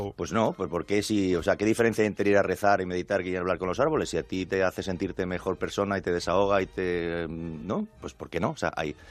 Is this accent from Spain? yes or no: yes; Spain; como español